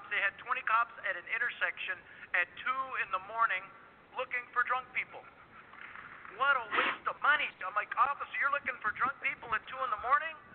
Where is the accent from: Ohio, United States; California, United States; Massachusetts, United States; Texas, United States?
California, United States; I'm from California. I get hypothermia in the shade minus 34 degrees with the wind chill factor.